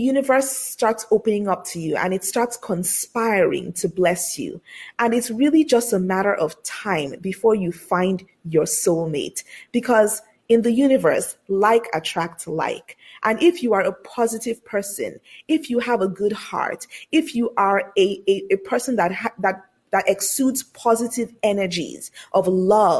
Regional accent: Lagos, Nigeria; I was born and raised in Lagos, Nigeria, on the African continent.

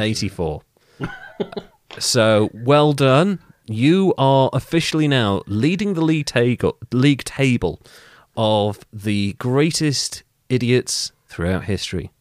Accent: Wales, United Kingdom; I'm actually Welsh

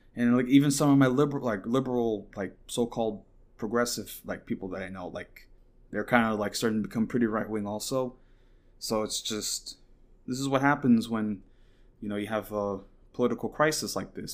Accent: Saint Croix, U.S. Virgin Islands; also born or lived in Katy, Texas; now in Huntsville, United States; I got uprooted from my hometown in Saint Croix. I was living in Saint Croix and I got uprooted

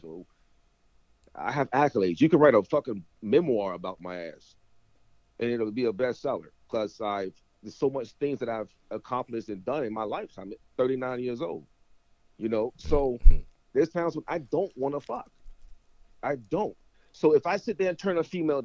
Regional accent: North Carolina, United States; also born or lived in Virginia; now in Florida, United States; I was born in Virginia, but I was raised in North Carolina

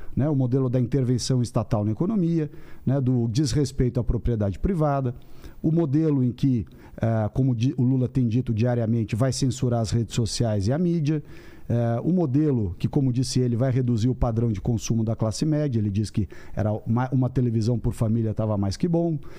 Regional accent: São Paulo, Brazil; paulista, paulistano

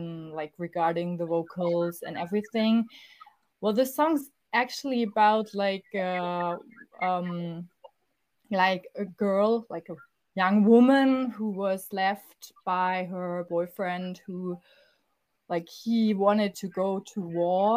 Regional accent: Stuttgart, Baden-Württemberg, Germany; we are from Stuttgart, which is in the south of Germany

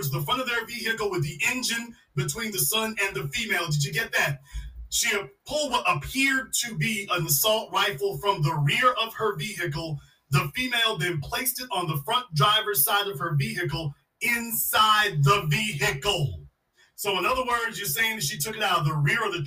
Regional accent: Louisiana, United States; I'm from Louisiana

